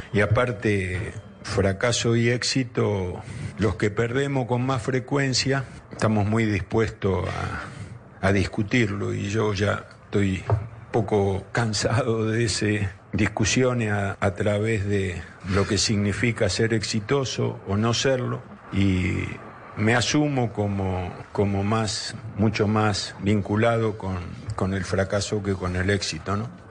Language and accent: Spanish; Argentina; Estoy orgulloso de ser argentino me gusta ser argentino